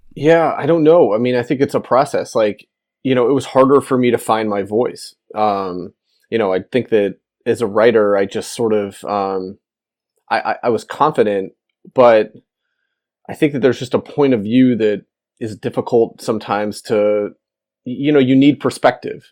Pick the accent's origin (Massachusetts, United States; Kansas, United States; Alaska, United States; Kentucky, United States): Alaska, United States; moved away as an adult; also born or lived in Missouri; I was coming from Alaska and I was going to the University of Missouri